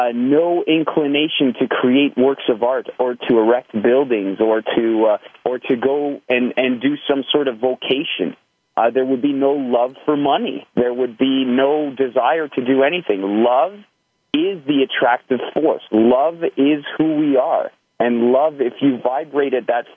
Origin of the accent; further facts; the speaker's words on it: just outside of Toronto, Ontario, Canada; I'm from Canada, just outside of Toronto